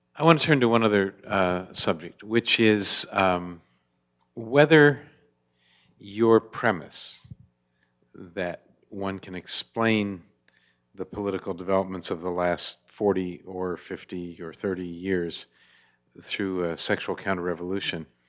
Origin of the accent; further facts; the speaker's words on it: Pennsylvania, United States; moved away; I'm originally from Pennsylvania.